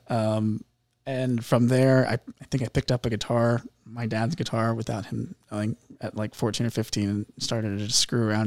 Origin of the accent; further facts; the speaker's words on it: Indianapolis, Indiana, United States; moved away as an adult; now in Tennessee, United States; I come from Indianapolis. Okay. Uh, I lived there my whole life